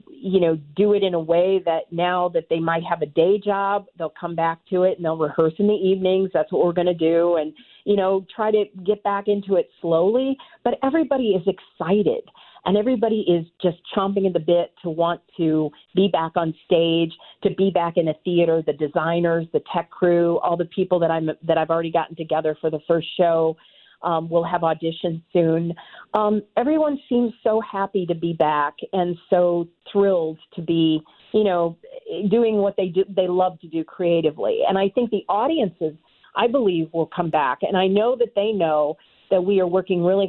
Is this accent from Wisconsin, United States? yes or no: no; St. Louis, Missouri, United States; also born or lived in New York; I came back to my hometown, and I really wanted to, do something like this here in St. Louis